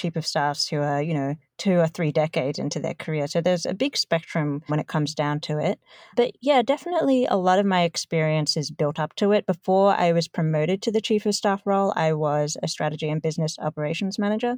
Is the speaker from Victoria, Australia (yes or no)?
yes; Melbourne, Victoria, Australia; moved away as an adult; now in New York City, United States; born and raised in Melbourne